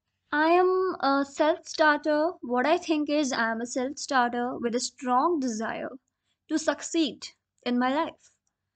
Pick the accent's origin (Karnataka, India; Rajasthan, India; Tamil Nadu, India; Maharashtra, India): Rajasthan, India; moved away; also born or lived in Delhi / Dehradun; I was born in Delhi and raised in the state of Rajasthan.